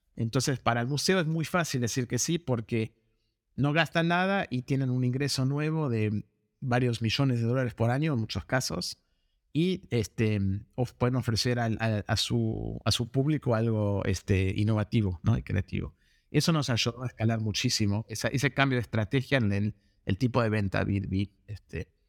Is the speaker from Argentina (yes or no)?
yes; Argentina; moved away as an adult; also born or lived in United States; now in Los Angeles, United States; me crié en Argentina y me mudé a Estados Unidos para seguir un estudio de carrera